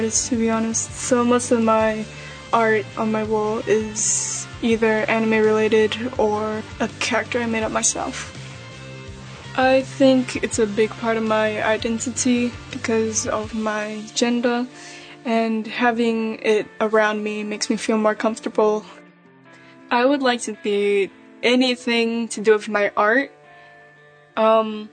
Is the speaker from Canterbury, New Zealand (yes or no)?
no; Auckland, New Zealand; Growing up in Auckland